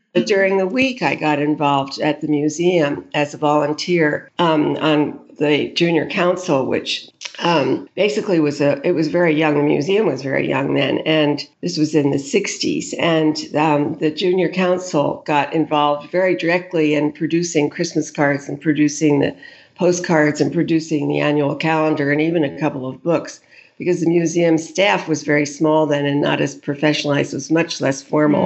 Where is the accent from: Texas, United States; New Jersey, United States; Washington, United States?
New Jersey, United States; suburbs of New York; I grew up in the suburbs of New York, um, in New Jersey, in a community very near the beach